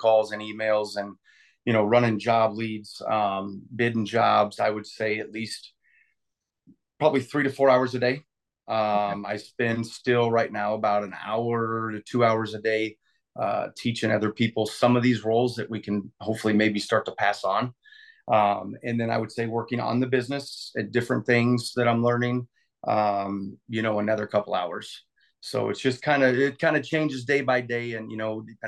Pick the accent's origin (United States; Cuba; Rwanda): United States; Central Iowa; I grew up in Central Iowa. I left Central Iowa when I graduated